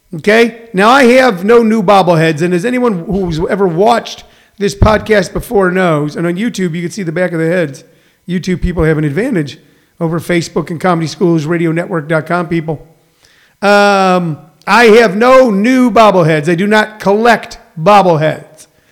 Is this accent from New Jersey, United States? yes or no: no; Missouri, United States; now in Maricopa, Arizona, United States; I'm from Missouri.